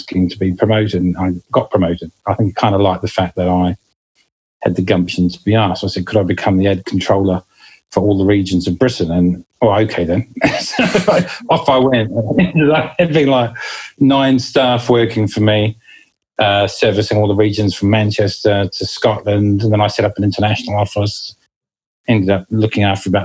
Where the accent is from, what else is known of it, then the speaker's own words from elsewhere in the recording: New Zealand; moved away as an adult; now in United Kingdom; you can probably notice the accent. I do come from New Zealand originally, and I landed in this country in 1999 and never looked back.